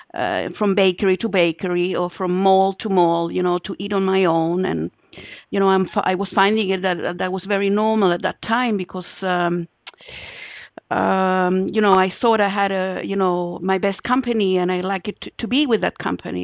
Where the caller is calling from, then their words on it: Israel; calling from Israel